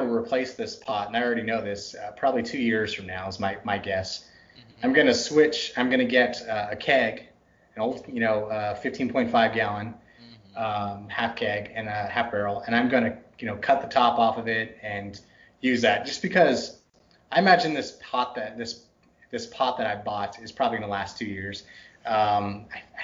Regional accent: Texas, United States; also born or lived in Northern United States; now in Pacific Northwest, United States; It's the Texas in me. It's butchered my accent so much. I'm a Yankee by birth. I grew up in Texas.

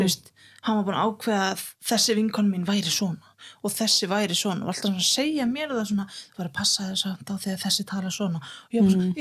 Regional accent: Reykjavík, Capital Region, Iceland; also born or lived in Hauganes; now in Akureyri, Iceland; uppalinn hérna í Reykjavík þá um tíu og sjóra og síðan fluttist við á Hauganes sem er á milli Akrar og Dalvíkur

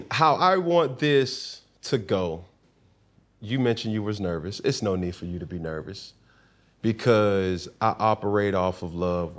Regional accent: Alabama, United States; also born or lived in Atlanta, Georgia; Me being from Atlanta originally and doing some time and having a very big impact and an impact being on my heart, mm-hmm. as my growth was in Alabama.

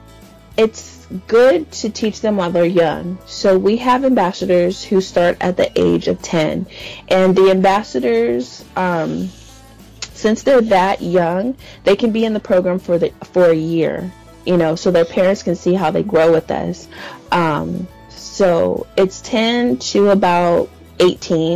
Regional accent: San Diego, California, United States; I'm from San Diego, California.

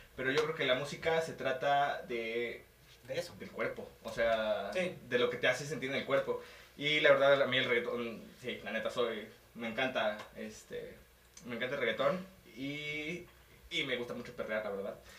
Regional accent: Mexico; ya estuve veintitantos años aquí en México

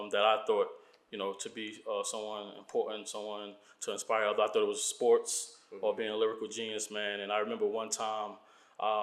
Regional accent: Newark, New Jersey, United States; moved away as an adult; also born or lived in Virginia; I was born and raised in Newark, New Jersey

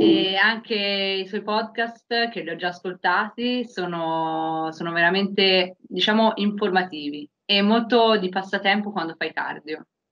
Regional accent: Prato, Tuscany, Italy; vengo da Prato, in Toscana

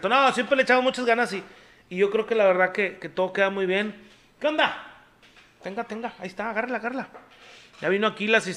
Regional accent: Mexico; yo me siento buen mexicano

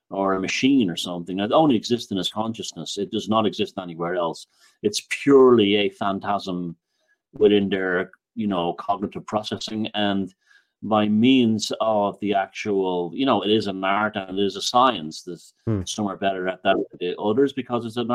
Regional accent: Ireland; moved away; also born or lived in New York; I'm from Ireland

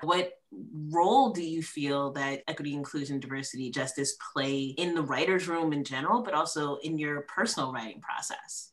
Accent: Columbia, Maryland, United States; also born or lived in New York City, New York; I was born in New York City, you know, so that's a very diverse area. And I was actually also raised in Columbia, Maryland

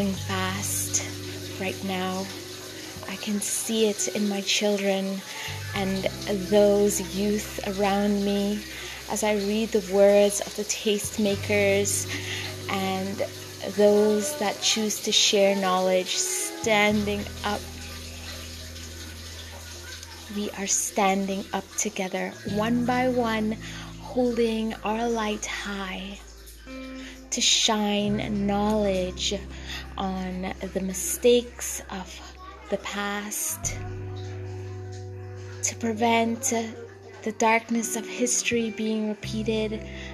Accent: Trinidad & Tobago; now in Canada; my home country of Trinidad and Tobago

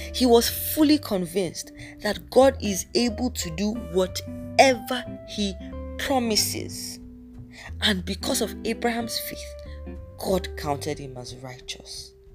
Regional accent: Nigeria; I am Nigerian

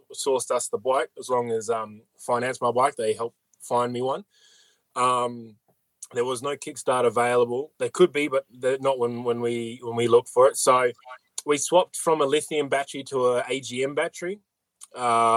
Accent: Perth, Western Australia, Australia; moved away; I'm from Perth as well

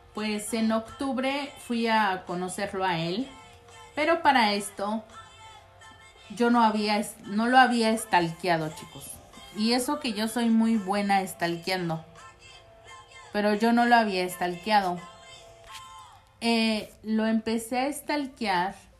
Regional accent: Mexico; moved away; also born or lived in United States; ya había llegado este con bien a México

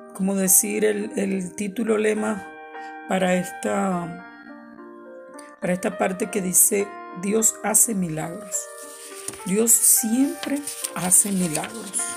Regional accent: Venezuela; moved away as an adult; now in San Antonio, United States; Soy venezolana, pero por la misericordia de nuestro Señor Jesucristo, vivo acá en San Antonio, Texas, desde hace cuatro años

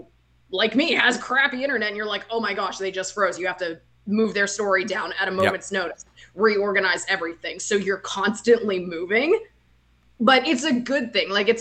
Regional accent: Johnstown, Pennsylvania, United States; moved away as an adult; also born or lived in Joplin, Missouri / Tulsa, Oklahoma; now in Orlando, United States; moved back to my hometown in Johnstown, Pennsylvania as a producer

